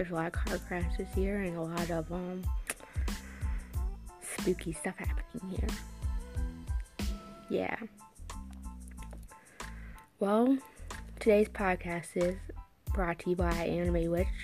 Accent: Newport News, Virginia, United States; I'm from Newport News, Virginia

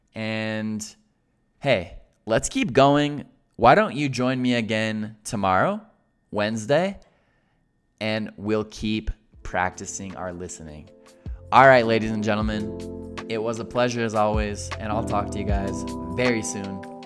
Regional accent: Colorado, United States; I'm from Colorado, and the most famous part about Colorado is the mountains. The mountains here are called Rocky Mountains, Les montagnes rocheuses, And the Rocky Mountains are synonymous with Colorado. Colorado is the Rocky Mountains. So, in other words, I grew up in this context

